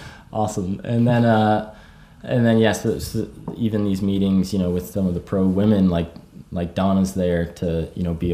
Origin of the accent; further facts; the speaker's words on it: East Coast, United States; I mean, growing up on the East Coast